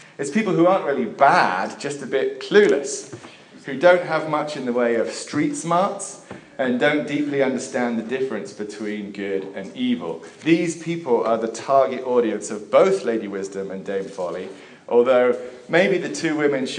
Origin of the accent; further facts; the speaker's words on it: England, United Kingdom; while I was growing up in England